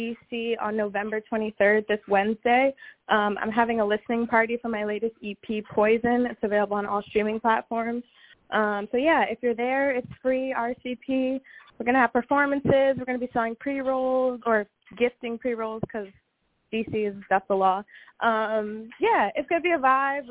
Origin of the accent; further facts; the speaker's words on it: Washington, District of Columbia, United States; I'm from Washington, D.C., and I'm calling from D.C. I'm based here.